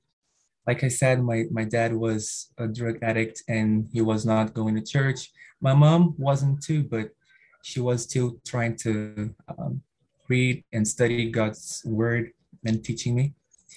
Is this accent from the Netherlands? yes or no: no; Rio de Janeiro, Brazil; first language Portuguese; English is a second language; now in São Paulo, Brazil; I was born and raised in Rio de Janeiro